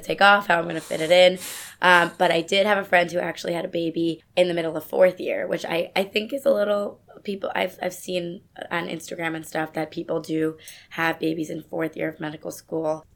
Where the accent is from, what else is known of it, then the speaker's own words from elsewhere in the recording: suburbs of New York City, United States; I'm originally from New York. I grew up in the suburbs of New York City with my family